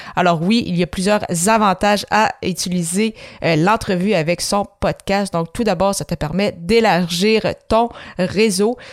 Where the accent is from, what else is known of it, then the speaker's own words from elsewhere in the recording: Granby, Quebec, Canada; also born or lived in La Tuque, Quebec; je suis née à Latuc, donc une ville en Mauricie. J'ai resté là environ, euh, même pas deux ans en fait. Donc, j'ai vraiment grandi à grande Granby